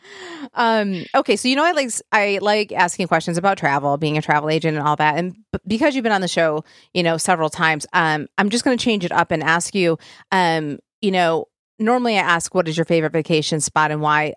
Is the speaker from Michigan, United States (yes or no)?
yes; Michigan, United States; moved away; I'm from Michigan